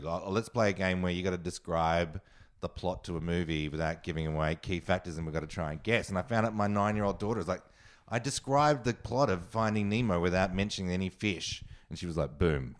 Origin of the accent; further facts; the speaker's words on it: Australia; moved away; also born or lived in New York; I'm Australian, and I loved being Australian